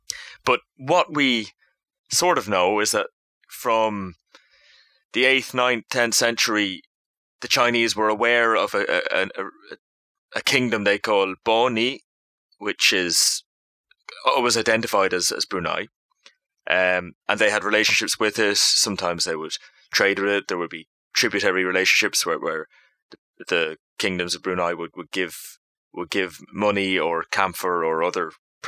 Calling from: Dublin, Leinster, Ireland; And … in Dublin, Ireland.

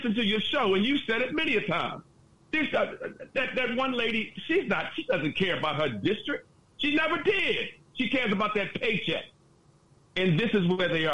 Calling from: Baltimore, Maryland, United States; I'm calling from Baltimore

